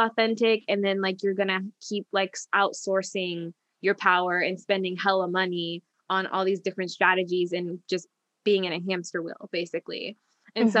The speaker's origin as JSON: {"language": "English", "region": "a small town in Indiana", "country": "United States", "also_born_or_lived": "Washington, District of Columbia, United States", "moved": "as an adult", "said": "being from a small town in Indiana and then having, you know, moved across the country to DC"}